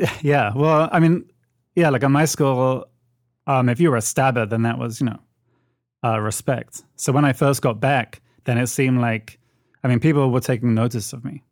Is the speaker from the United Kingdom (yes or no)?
yes; United Kingdom; accent: British; moved away as an adult; now in United States; the British accent